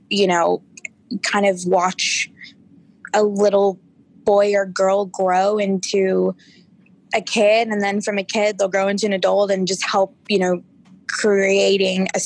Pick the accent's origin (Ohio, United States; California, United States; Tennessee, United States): California, United States; Orange; I grew up in Orange, California.